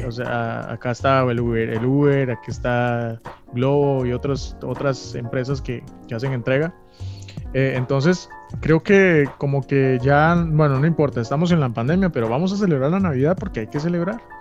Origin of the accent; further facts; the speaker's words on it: Costa Rica; nosotros en Costa Rica somos tan alegres